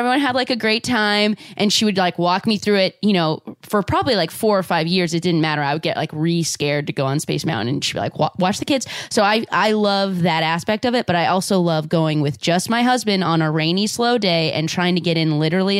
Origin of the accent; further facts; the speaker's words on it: Southern California, United States; I'm from Southern California, so I grew up going to Disneyland a lot.